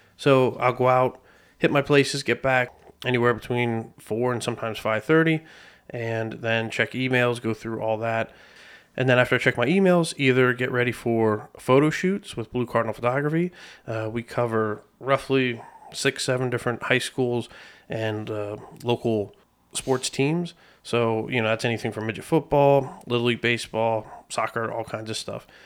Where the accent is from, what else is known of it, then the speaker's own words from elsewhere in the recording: Lebanon, Pennsylvania, United States; born and raised in Lebanon, P